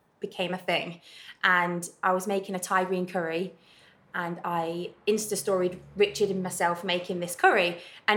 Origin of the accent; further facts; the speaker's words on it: Leicester, East Midlands, United Kingdom; moved away as an adult; now in Hamilton, United Kingdom; And I'm originally from Leicester, and I moved to Glasgow. I live in Hamilton about 2.5 years ago now.